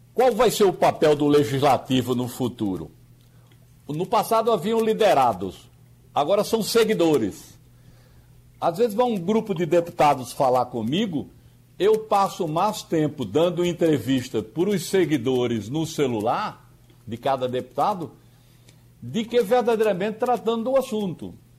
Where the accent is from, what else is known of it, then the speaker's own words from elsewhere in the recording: Northeast Region, Brazil; eu tenho dupla nacionalidade, eu sou nordestino e sou também brasileiro